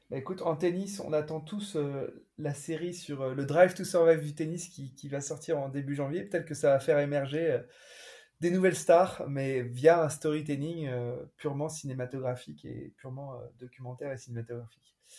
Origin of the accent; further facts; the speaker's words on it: France; on est français